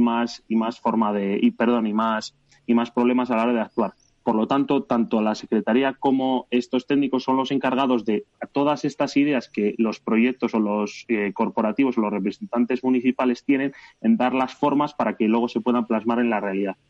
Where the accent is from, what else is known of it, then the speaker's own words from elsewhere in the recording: Belorado, Castile and León, Spain; soy alcalde de mi pueblo